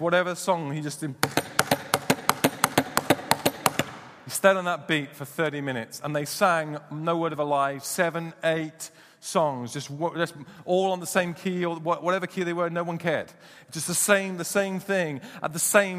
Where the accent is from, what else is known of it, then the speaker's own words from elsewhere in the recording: United Kingdom; we're British